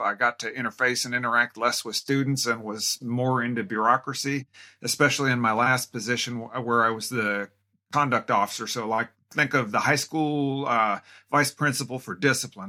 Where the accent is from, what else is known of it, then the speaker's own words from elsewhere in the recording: Tacoma, Washington, United States; now in Spokane, United States; I grew up in Tacoma, which is about four and a half hours west of here